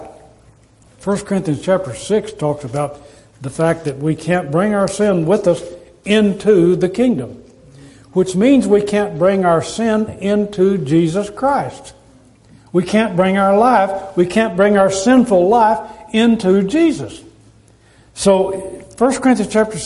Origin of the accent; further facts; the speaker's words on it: United States; We are citizens of the United States of America